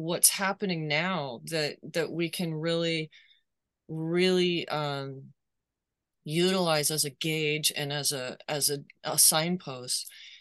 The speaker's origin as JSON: {"language": "English", "country": "United States", "said": "as an American"}